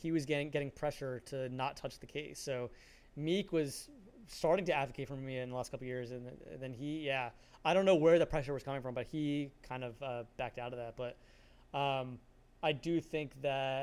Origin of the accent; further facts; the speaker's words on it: New Jersey, United States; I grew up in New Jersey